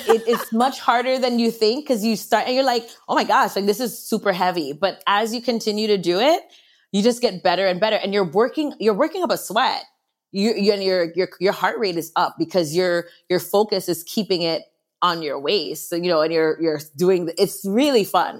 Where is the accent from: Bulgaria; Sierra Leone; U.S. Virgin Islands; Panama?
U.S. Virgin Islands; born and raised in St. Croix in the Virgin Islands